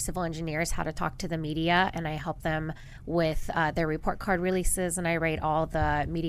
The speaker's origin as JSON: {"language": "English", "town": "Dayton", "region": "Ohio", "country": "United States", "said": "I'm from Dayton, Ohio."}